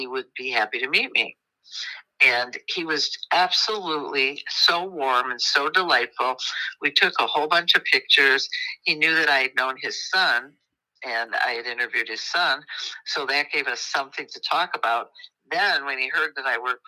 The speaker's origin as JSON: {"language": "English", "region": "Midwest", "country": "United States", "accent": "Midwestern twang", "said": "there is a definite Midwestern kind of a twang that we have"}